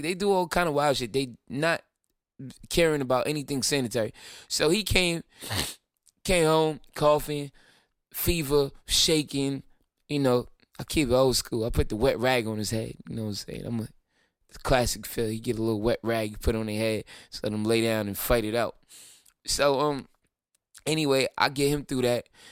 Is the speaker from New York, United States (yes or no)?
yes; Brooklyn, New York, United States; I'm from Brooklyn.